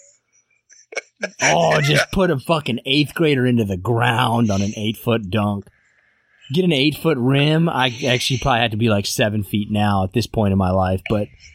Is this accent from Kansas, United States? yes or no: yes; Kansas, United States; growing up in Kansas